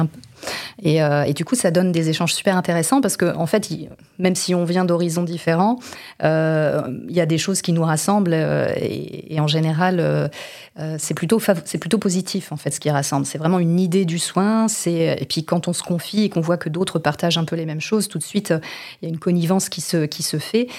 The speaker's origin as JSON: {"language": "French", "area": "Vendée", "region": "Pays de la Loire", "country": "France", "tie": "born or raised there", "also_born_or_lived": "Brittany", "moved": "yes", "lives_now": "Les Sables-d'Olonne, France", "said": "je ne suis pas native des Sables d'Olonne, mais je suis une native de Vendée, donc une Vendéenne de souche"}